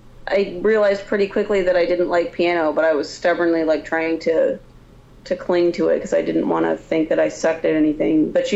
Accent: Columbus, Ohio, United States; Yeah, I'm from Columbus, Ohio.

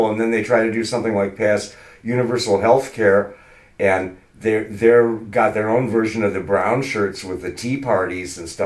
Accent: Michigan, United States; also born or lived in California; heck, uh, Mike and I are from California. I mean, I'm originally from Michigan.

